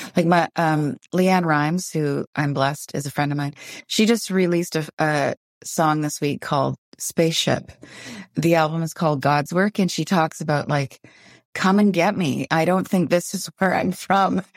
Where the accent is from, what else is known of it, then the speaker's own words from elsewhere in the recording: Windsor, Ontario, Canada; now in Vancouver, Canada; I grew up in Windsor, Ontario